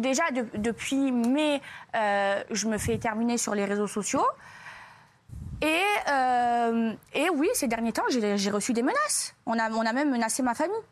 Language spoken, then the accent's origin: French; France; moved away; also born or lived in Marseille; j'aime la France, c'est mon pays